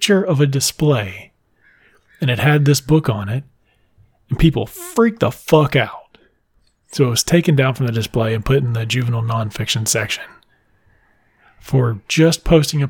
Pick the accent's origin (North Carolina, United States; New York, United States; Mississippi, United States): Mississippi, United States; I grew up in Mississippi